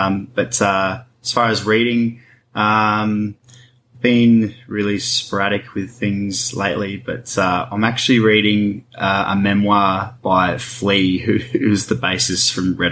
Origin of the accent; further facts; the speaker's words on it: Deepwell Station, Northern Territory, Australia; I grew up on Deepwell Station